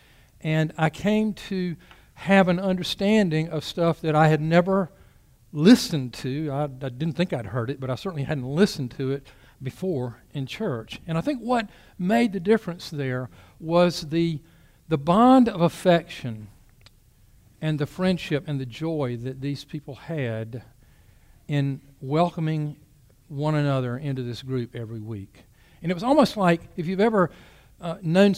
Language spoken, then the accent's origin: English; Bennettsville, South Carolina, United States; my childhood and about growing up in Bennettsville